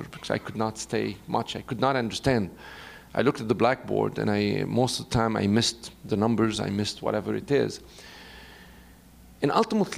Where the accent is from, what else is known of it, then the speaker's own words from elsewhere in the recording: Beirut, Beirut Governorate, Lebanon; moved away; I was born in Beirut, in Lebanon, and I went to a Jesuit school